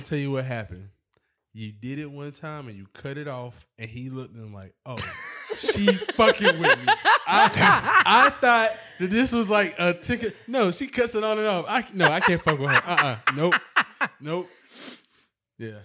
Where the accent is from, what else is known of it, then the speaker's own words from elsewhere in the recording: Charleston, South Carolina, United States; I'm from Charleston